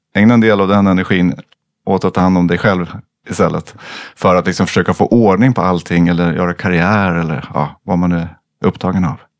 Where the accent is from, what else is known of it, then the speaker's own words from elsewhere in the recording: Sweden; jag som svensk kommer från min kultur